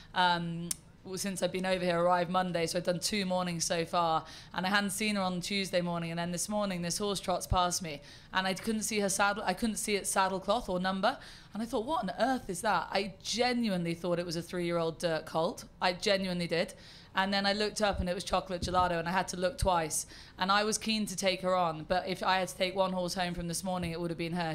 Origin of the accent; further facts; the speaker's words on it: United Kingdom; accent: terribly British; I am terribly British.